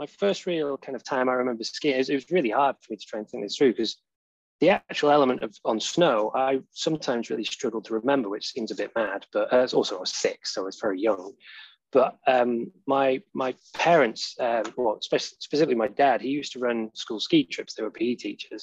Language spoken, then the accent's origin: English; Poynton, North West England, United Kingdom; moved away as an adult; now in Sheffield, United Kingdom; I'm from Poynton, just outside Manchester.